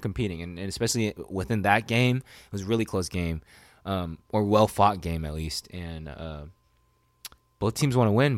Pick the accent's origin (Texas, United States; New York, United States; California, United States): California, United States; Sacramento; born or raised there